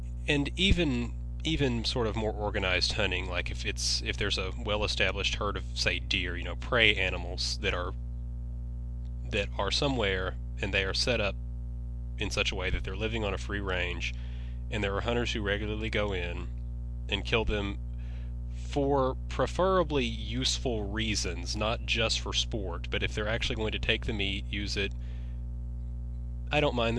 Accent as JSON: {"language": "English", "region": "Western Kentucky", "country": "United States", "tie": "born or raised there", "said": "I grew up in Western Kentucky"}